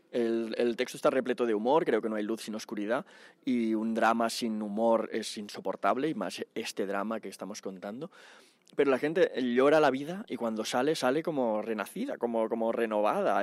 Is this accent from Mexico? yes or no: no; Barcelona, Catalonia, Spain; now in Madrid, Spain; yo soy de ahí, vivo en Madrid, pero soy de Barcelona